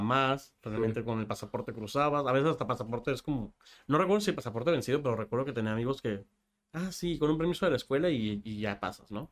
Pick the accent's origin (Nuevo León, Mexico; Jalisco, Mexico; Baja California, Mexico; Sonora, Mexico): Baja California, Mexico; Tijuana; Nací aquí en Tijuana